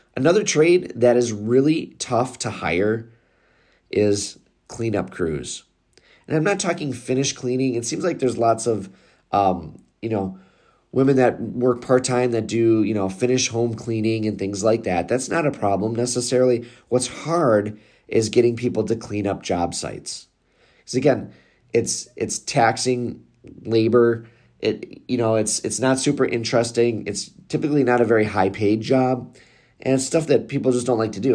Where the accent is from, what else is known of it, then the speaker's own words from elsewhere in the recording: Wisconsin, United States; I'm from Wisconsin